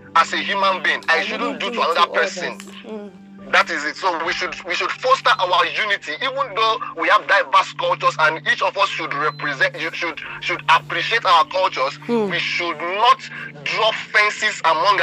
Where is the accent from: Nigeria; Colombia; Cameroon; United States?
Nigeria